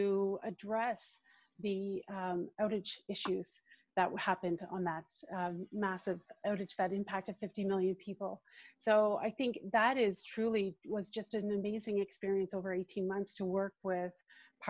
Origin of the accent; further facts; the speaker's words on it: East Coast, Atlantic Canada, Canada; now in Ottawa, Canada; I would actually say I'm also originally from the East Coast.